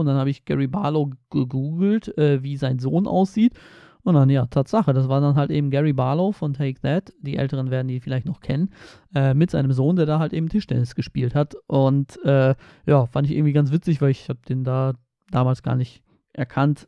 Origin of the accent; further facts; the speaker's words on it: Poland; moved away; Ich komme aus Polen, aus, äh, von der Ostsee